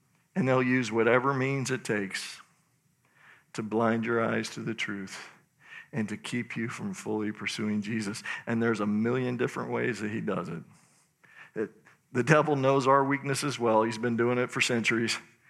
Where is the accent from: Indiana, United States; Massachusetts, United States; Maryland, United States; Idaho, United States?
Idaho, United States; But anyway, I'm from Idaho.